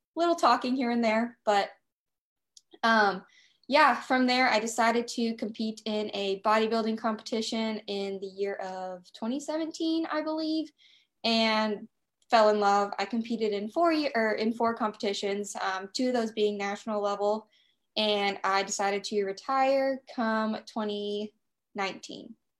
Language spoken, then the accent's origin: English; Nashville, Tennessee, United States; I am from Nashville, Tennessee. I live here with my fiance and two dogs.